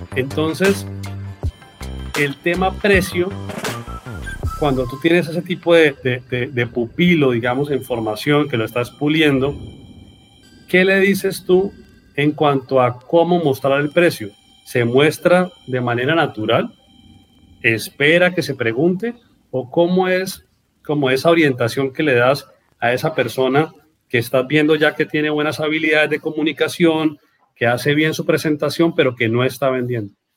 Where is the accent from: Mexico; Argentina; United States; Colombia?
Colombia; Norte de Santander